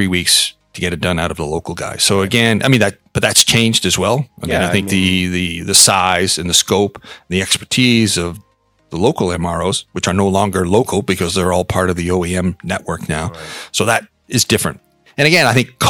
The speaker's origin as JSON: {"language": "English", "country": "Canada", "moved": "as an adult", "lives_now": "Hong Kong", "said": "I'm Canadian, so I came here originally out with the Bombardier Business"}